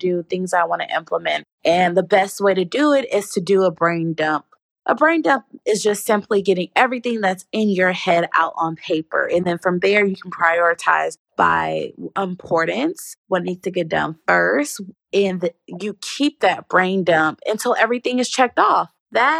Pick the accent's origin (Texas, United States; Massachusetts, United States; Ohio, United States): Texas, United States; Dallas; also born or lived in California; I was born in California, but I'm pretty much from Dallas